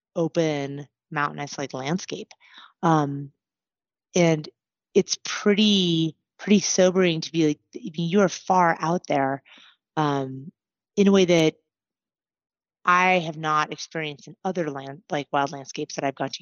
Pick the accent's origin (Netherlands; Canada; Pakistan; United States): United States; Anchorage, Alaska; moved away as an adult; now in Colorado, United States; I was born and raised in Anchorage.